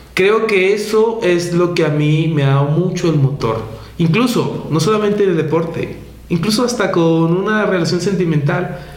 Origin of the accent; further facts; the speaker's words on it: Colombia; moved away as an adult; now in Mexico; en mi país